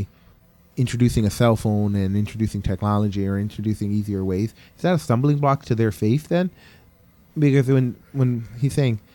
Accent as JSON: {"language": "English", "region": "Connecticut", "country": "United States", "tie": "born or raised there", "moved": "yes", "said": "I grew up in Connecticut"}